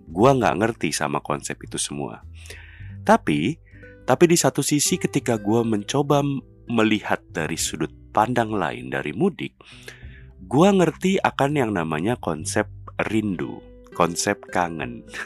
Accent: Jakarta, Indonesia; Jadi karena gue lahir, besar di Jakarta, sekolah di Jakarta, nyari duit kerja di Jakarta, keluarga gue semua di Jakarta

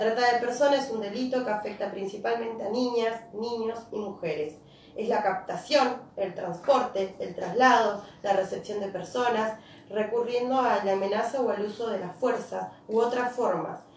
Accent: Río Gallegos, Santa Cruz, Argentina; yo soy de Río Gallegos

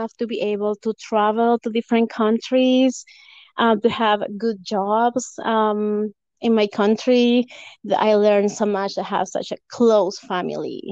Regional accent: Lima, Peru; first language Spanish; English is a second language; moved away as an adult; also born or lived in Canada; now in United States; I was born in Lima, Peru, in 1987.

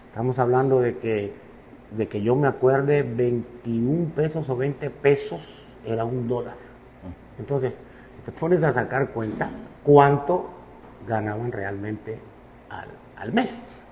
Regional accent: Cuba; moved away as an adult; also born or lived in Russia / Mérida, Mexico; now in Veracruz, Mexico; yo sí soy cubano

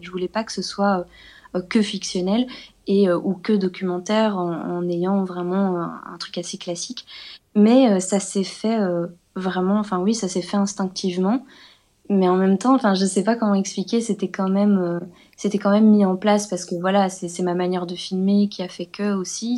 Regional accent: Belgium; une exposition ici en Belgique que j'ai faite, euh, dans mon, dans, dans mon patelin

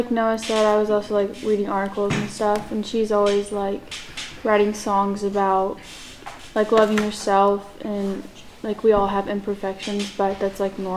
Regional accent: Chicago, Illinois, United States; moved away; I'm from Chicago

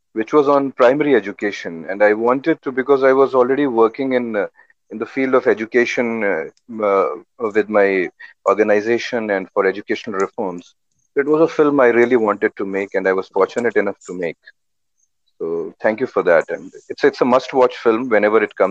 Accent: Uttar Pradesh, India; I was born in Uttar Pradesh, and my family, everyone was like, in government jobs

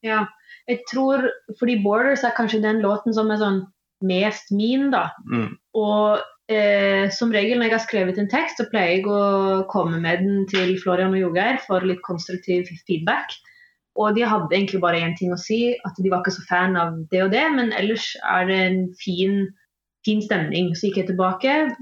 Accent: Stavanger, Rogaland, Norway; accent: mix of Eastern and Western Norwegian; mine foreldre snakker østlandsk, men jeg vokste opp i Stavanger

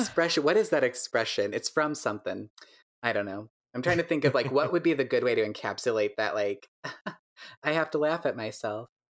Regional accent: DeKalb, Illinois, United States; now in Chicago, United States; I grew up in DeKalb, Illinois, where barbed wire was invented

